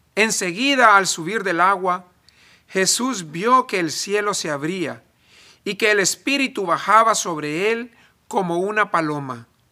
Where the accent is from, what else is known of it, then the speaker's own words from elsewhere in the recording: El Salvador; now in United States; En El Salvador yo soy muy gringo para ser salvadoreño y en Estados Unidos soy muy salvadoreño para ser gringo, ni de aquí ni de allá.